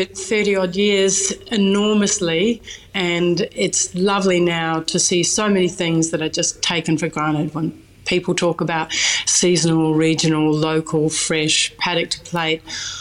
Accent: New Zealand; because I'm a New Zealander, we would go and dig for tours, and that would be one of the weekly meals as well.

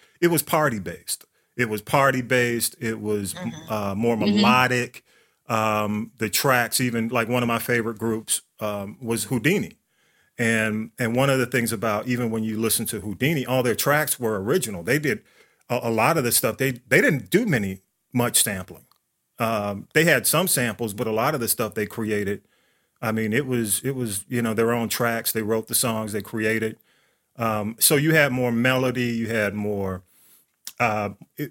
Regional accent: the South, United States; I grew up in the South, period

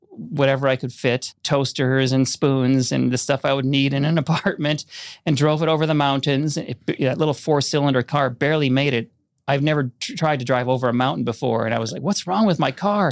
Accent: Orono, Minnesota, United States; I grew up in Minnesota outside of Minneapolis

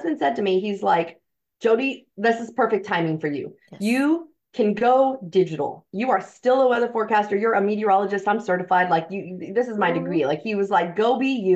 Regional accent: San Antonio, Texas, United States; now in San Diego, United States; I was born in San Antonio

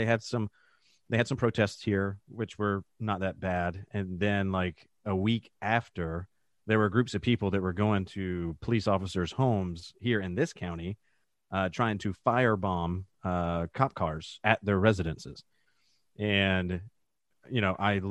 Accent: Georgia, United States; Born and raised in Georgia, still live in the Atlanta metro area

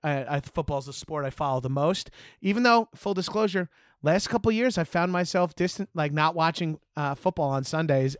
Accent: Long Island, New York, United States; Growing up on Long Island

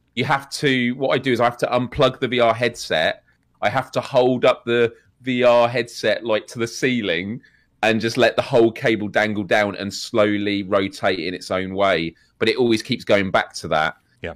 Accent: United Kingdom

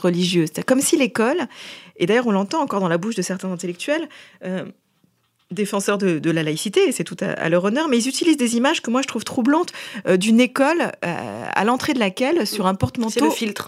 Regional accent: Paris, Île-de-France, France; je suis parisienne, euh, mère de famille

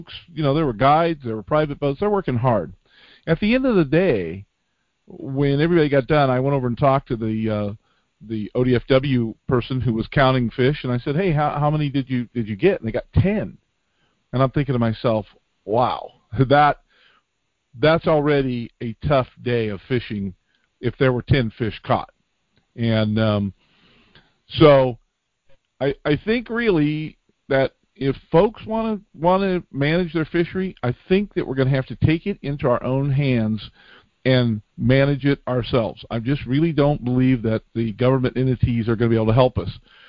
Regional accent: California, United States; moved away; I grew up down in California, we lived near several reservoirs

